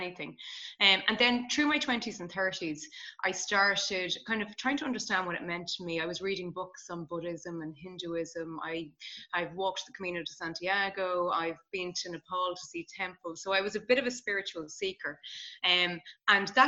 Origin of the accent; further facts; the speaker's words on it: Ireland; I'm Irish.